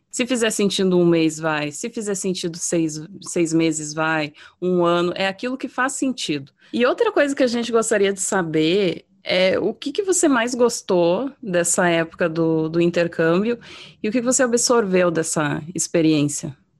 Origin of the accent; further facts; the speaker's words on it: Brazil; moved away as an adult; now in United States; eu brasileira